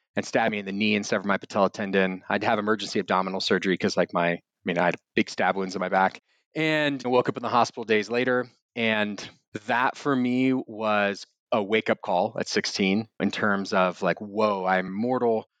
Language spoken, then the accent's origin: English; Austin, Texas, United States; also born or lived in Wimberley, Texas; I'm from Austin. I was born in a little town called Wimberley outside of Austin. And being raised in Austin at that time